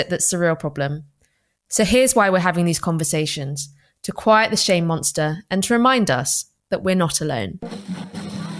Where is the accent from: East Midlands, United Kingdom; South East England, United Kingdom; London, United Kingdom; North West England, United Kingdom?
London, United Kingdom; I'm of immigrant parentage, grew up in London